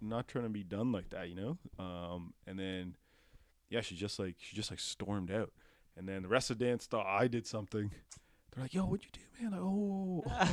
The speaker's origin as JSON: {"language": "English", "town": "Pickering", "region": "Ontario", "country": "Canada", "tie": "born or raised there", "also_born_or_lived": "Ajax, Ontario", "said": "I moved in fourth grade from Ajax to Pickering and I was devastated."}